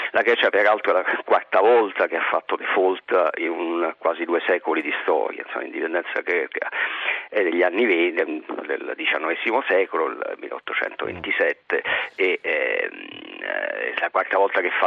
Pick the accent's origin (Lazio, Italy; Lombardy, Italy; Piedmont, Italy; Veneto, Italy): Lazio, Italy; Rome; io sono romano, non sono sì, senese, sì, sì. vivo anche a Roma.